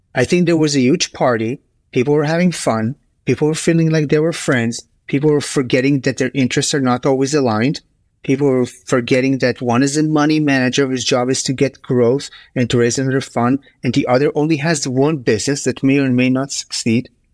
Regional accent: Israel; also born or lived in United States / Bay Area; now in Stockholm, Sweden; I grew up in Israel, and I'm a proud American citizen. I've lived in the U S for ten years.

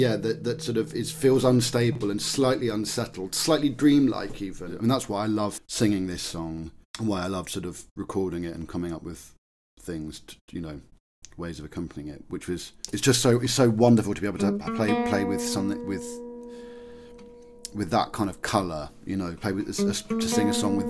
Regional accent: England, United Kingdom; I think it's a very important thing for us as English people to recognise that we're capable of weird, wonderful little things.

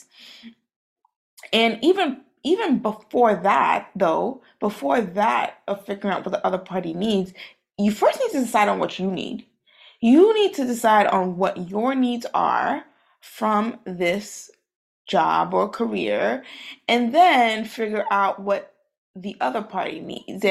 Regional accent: New York City, New York, United States; I'm from Brooklyn, New York. I am Haitian. Both my parents are from Haiti

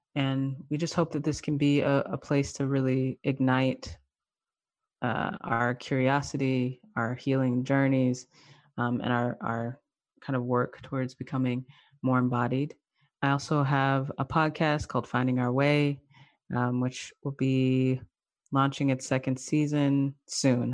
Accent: the South, United States; now in Durham, North Carolina, United States; I'm from the South, I moved back to the South, uh, last year

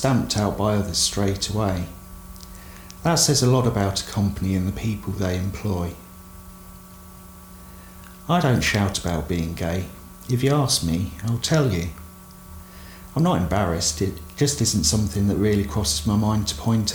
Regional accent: South of England, United Kingdom; accent: southern; moved away as an adult; also born or lived in Derby; Being from down south, my accent was picked up on straight away

